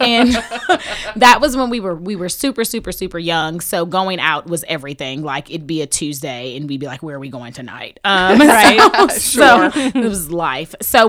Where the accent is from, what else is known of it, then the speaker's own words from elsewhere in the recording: Houston, Texas, United States; I'm from Houston, Texas.